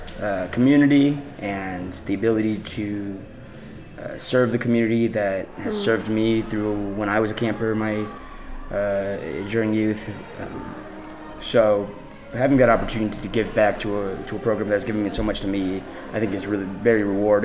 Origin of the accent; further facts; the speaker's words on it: Kansas City, United States; also born or lived in Oklahoma; I was born in Oklahoma, moved to Kansas City